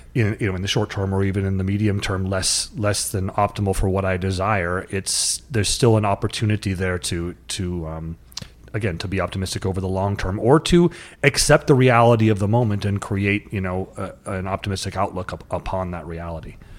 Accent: North Dakota, United States; I grew up in North Dakota in sort of a rural, kinda crusty, no emotions shown to each other, not hugging

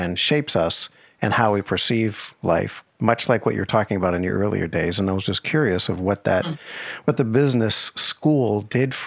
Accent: Boston, Massachusetts, United States; moved away as an adult; now in Los Angeles, United States; I'm actually from Boston

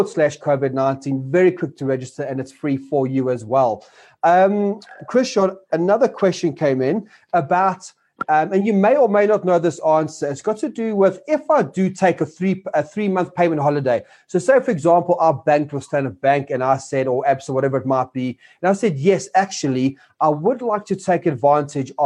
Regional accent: South Africa; as South African citizens

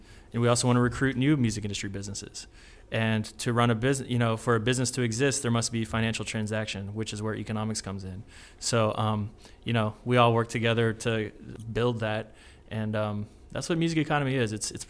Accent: New Orleans, Louisiana, United States; now in Chattanooga, United States; I'm originally from New Orleans, Louisiana.

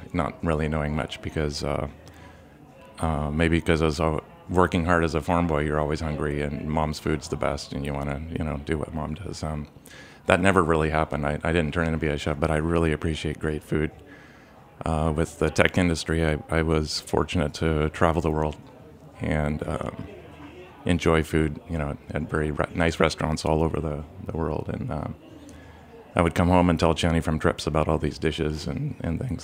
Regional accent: Nebraska, United States; I grew up in Nebraska also

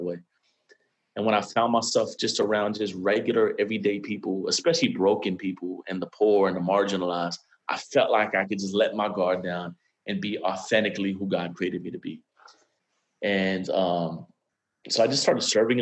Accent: Miami, Florida, United States; now in Atlanta, United States; I'm actually born and raised in Miami, Florida

